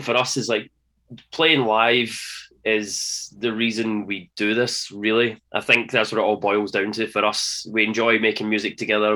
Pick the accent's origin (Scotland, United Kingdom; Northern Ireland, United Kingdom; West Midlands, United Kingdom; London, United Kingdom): Scotland, United Kingdom; being Scottish, being Scottish